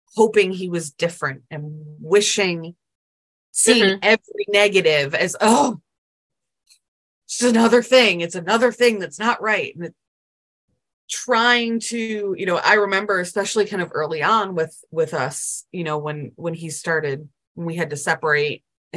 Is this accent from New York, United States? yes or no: yes; Buffalo, New York, United States; now in South Carolina, United States; I currently live in South Carolina, but I grew up in Buffalo, New York